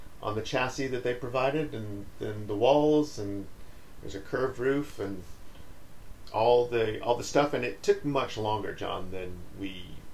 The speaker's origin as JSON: {"language": "English", "country": "United States", "moved": "yes", "lives_now": "United Kingdom", "said": "as an American"}